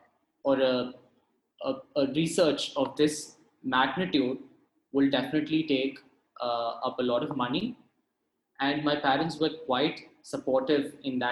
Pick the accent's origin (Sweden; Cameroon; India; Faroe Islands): India; Hosur, Tamil Nadu; I'm from Hosur, which is about an hour or two from Bangalore